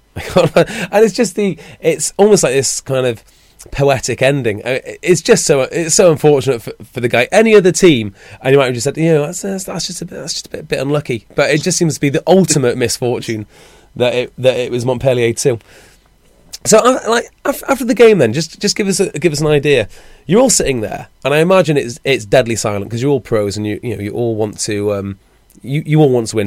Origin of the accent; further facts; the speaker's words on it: Wales, United Kingdom; I'm a Welshman